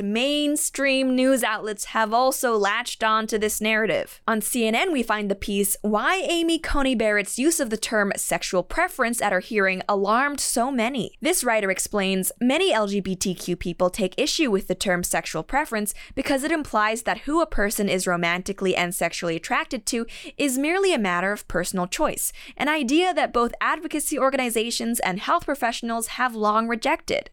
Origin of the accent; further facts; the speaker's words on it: Canada; As a Canadian